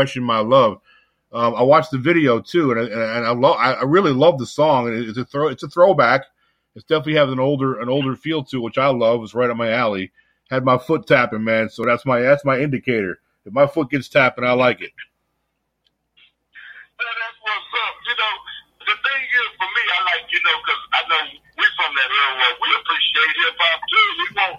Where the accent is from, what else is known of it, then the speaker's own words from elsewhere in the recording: New York, United States; I'm from New York